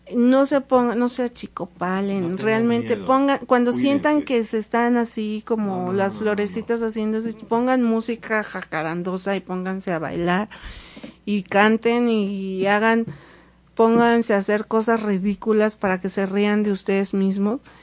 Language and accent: Spanish; Mexico City, Mexico; now in Puebla, Mexico; desde que llegué a Puebla, yo soy de la Ciudad de México